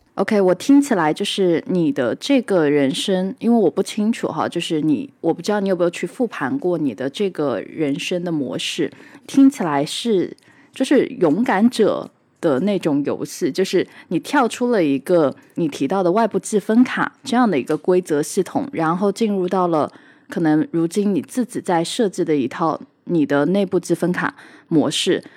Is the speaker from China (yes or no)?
yes; Hangzhou, Zhejiang, China; 我自己是出生在杭州，相对来说也是一个，呃，江南物资比较，就是富饶的地方